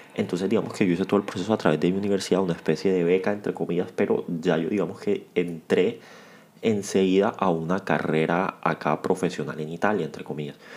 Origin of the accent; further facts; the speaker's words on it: Cartagena, Bolívar, Colombia; Yo también soy de, de Cartagena